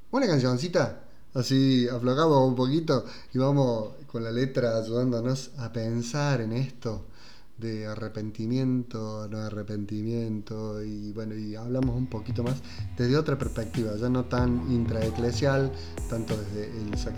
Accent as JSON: {"language": "Spanish", "region": "Córdoba", "country": "Argentina", "said": "nosotros somos de Argentina, de Córdoba, yo escucho confesiones en Córdoba"}